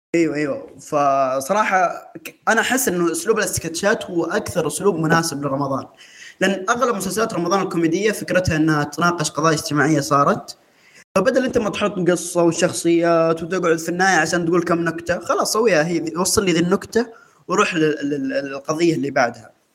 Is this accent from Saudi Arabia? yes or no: yes; Saudi Arabia; احنا كسعوديين